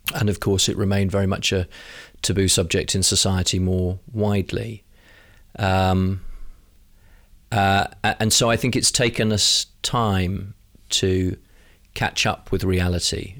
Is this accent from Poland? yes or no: no; London, United Kingdom; as a Londoner